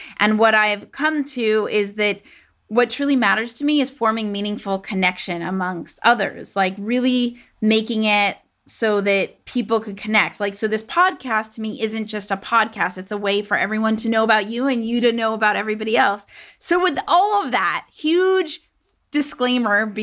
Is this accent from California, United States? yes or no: yes; Los Angeles, California, United States; moved away; coming at us from my hometown, Los Angeles